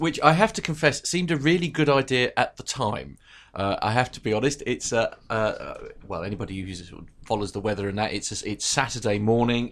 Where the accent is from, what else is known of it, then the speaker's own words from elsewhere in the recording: United Kingdom; being British.